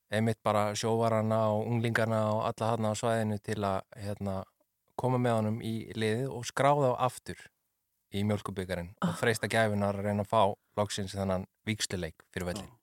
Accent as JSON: {"language": "Icelandic", "town": "Ólafsvík", "region": "Western Region", "country": "Iceland", "tie": "born or raised there", "said": "ég er frá Ólasvík sem er bara næsti bær við Ólst upp þar"}